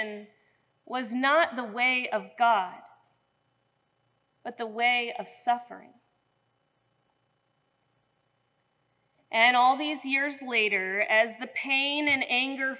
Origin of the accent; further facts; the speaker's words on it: St. Louis, Missouri, United States; moved away as an adult; now in Cincinnati, United States; I grew up in St. Louis